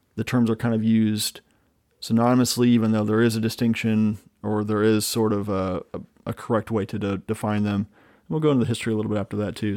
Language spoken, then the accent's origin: English; Midwest, United States; growing up in the Midwest